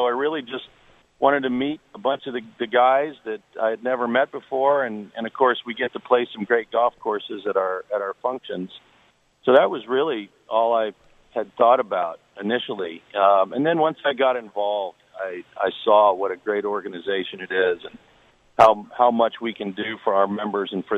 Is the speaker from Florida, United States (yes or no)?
yes; South Florida, United States; growing up in South Florida, I've known the Nicklaus family